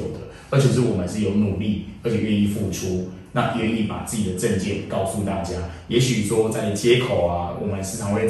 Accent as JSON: {"language": "Chinese", "region": "Tainan", "country": "Taiwan", "said": "我们台南人其实都非常可爱"}